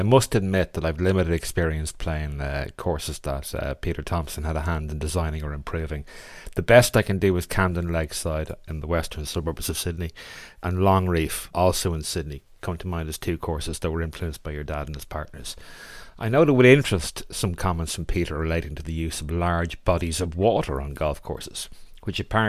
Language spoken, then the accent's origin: English; Ireland; being Irish